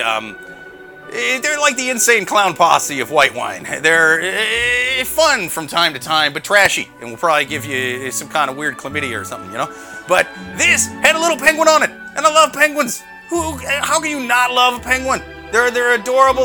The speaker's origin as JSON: {"language": "English", "region": "Iowa", "country": "United States", "said": "my family were Cubs fans growing up, but, like, we're from Iowa"}